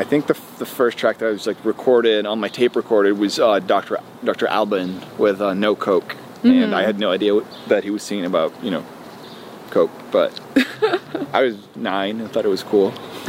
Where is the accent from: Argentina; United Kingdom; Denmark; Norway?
Norway; Fredrikstad, Østfold; I was born in Norway, yes. Okay. Born and raised.